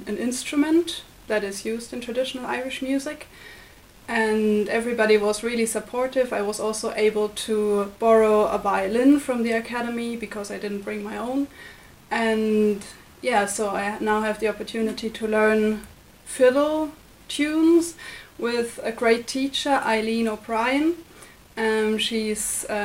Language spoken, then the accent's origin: English; Germany; moved away as an adult; now in Limerick, Ireland; from Germany. I'm an Erasmus student studying journalism here at the University of Limerick.